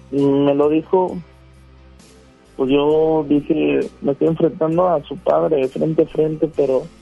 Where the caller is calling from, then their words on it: Guadalupe, Nuevo León, Mexico; No, estoy en Guadalupe, pero aquí en Guadalupe, Colonia en La Roca.